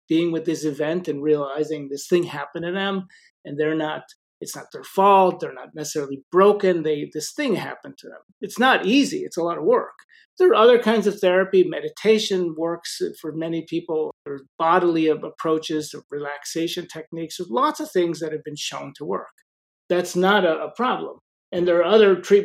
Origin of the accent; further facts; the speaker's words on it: Chicago, Illinois, United States; I grew up in Chicago